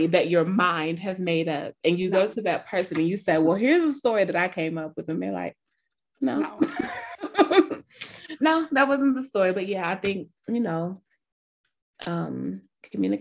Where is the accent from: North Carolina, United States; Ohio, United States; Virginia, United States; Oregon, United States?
Ohio, United States; I'm from Ohio